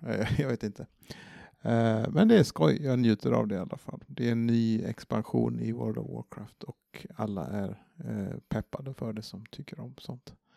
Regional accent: Varberg, Halland County, Sweden; moved away; var hemma i Varberg någon dag och träffade familj

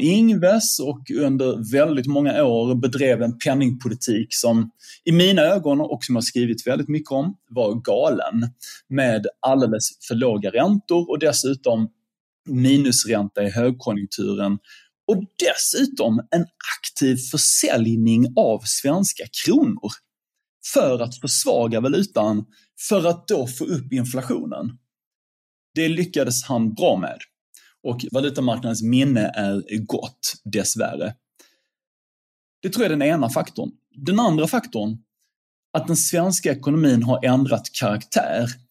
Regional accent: Sweden

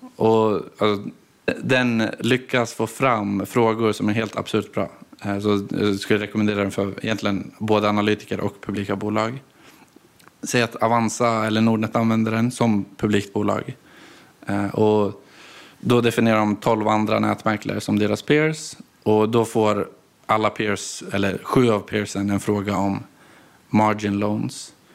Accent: Gävle, Gävleborg County, Sweden; moved away as an adult; also born or lived in Gothenburg; Jag är inte därifrån, jag är från Gävle från grunden. Men jag flyttade till Göteborg när 2015, nu var 18.

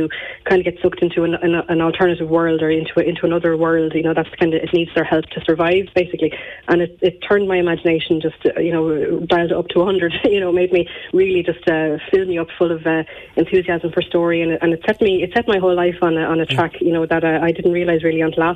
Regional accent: Gorey, Leinster, Ireland; growing up in Gorey

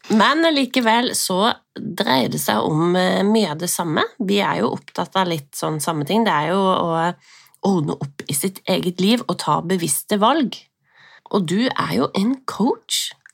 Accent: Sørlandet, Norway; Vi er jo sørlendinger begge

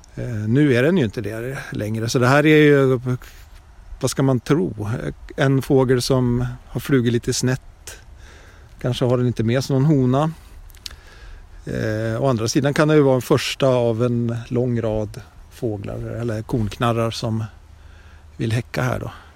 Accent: Sweden; när jag var liten och bodde i Brunford

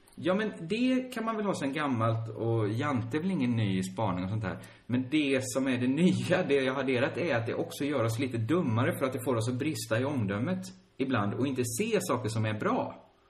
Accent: Sweden; vi i Sverige

